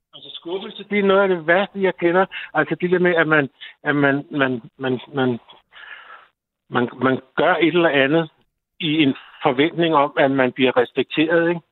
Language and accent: Danish; North Zealand, Capital Region of Denmark, Denmark; moved away as an adult; now in Bornholm, Denmark; jeg kommer fra Nordsjælland